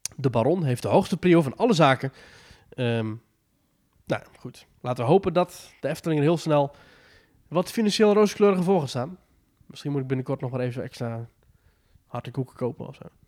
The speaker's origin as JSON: {"language": "Dutch", "country": "Netherlands", "said": "als Nederlanders"}